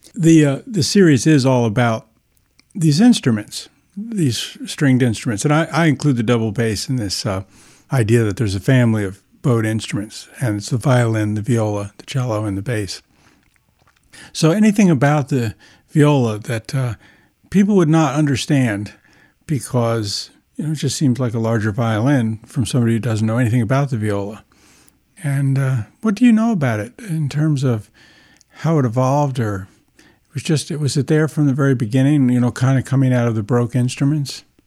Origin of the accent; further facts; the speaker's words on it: near Aspinwall, Pennsylvania, United States; only a couple of miles from the home where my family lived when I was born back in nineteen fifty